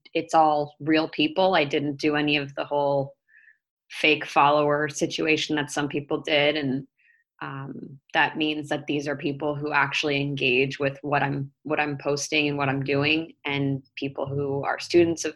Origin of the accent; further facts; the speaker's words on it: Connecticut, United States; moved away as an adult; also born or lived in Delaware / Philadelphia / Palm Beach; now in Tampa, United States; I grew up in Connecticut playing golf